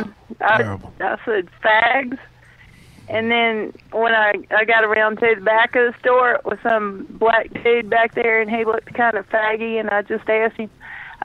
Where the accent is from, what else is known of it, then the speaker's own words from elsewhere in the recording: South Carolina, United States; South Carolina